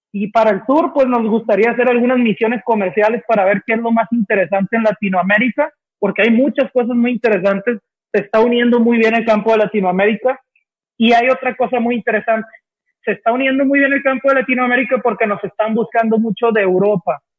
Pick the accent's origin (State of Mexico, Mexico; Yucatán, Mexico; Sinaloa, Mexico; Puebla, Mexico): Sinaloa, Mexico; now in Guadalajara, Mexico; somos de Sinaloa tres de los cuatro socios